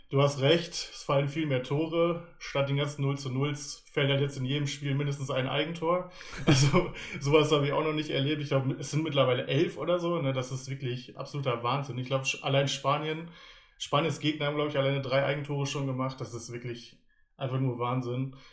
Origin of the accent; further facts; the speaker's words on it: Paderborn, North Rhine-Westphalia, Germany; ich bin aus Paderborn, genau.